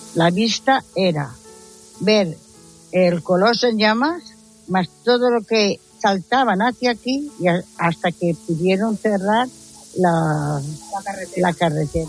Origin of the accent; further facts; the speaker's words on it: Valencian Community, Spain; Soy valenciana